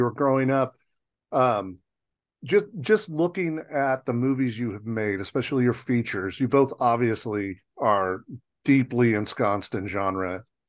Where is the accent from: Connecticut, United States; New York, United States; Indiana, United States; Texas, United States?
Indiana, United States; Hanover; I grew up in Southern Indiana in a very small town